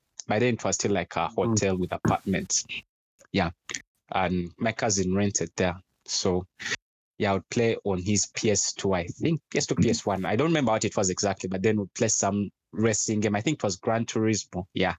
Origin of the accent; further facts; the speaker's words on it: Kampala, Central Region, Uganda; I was studying from Nakasero Primary School.